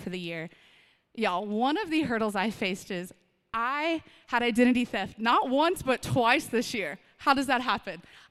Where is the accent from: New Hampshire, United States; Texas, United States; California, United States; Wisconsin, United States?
Texas, United States; Austin; moved away as an adult; now in Odessa, United States; I'm from Austin, Texas, one of the most best cities on the planet. I love it. It's my hometown.